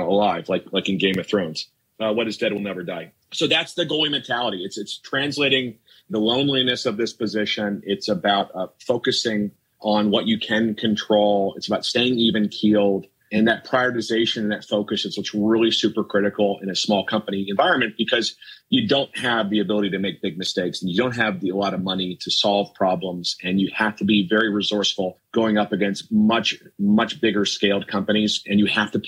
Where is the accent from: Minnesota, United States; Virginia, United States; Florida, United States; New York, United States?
Minnesota, United States; I grew up in Minnesota